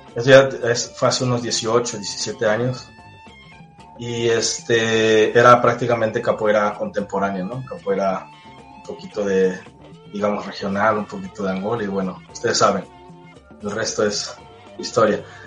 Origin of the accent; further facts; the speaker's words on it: Cosoleacaque, Veracruz, Mexico; Yo soy de Cosoleacaque, Veracruz, aquí al sur del estado